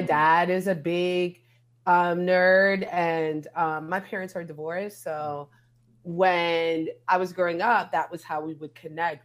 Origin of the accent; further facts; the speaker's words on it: New York, United States; I'm from New York